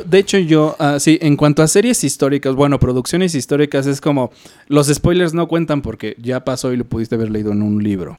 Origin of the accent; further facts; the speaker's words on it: Mexico; como mexicano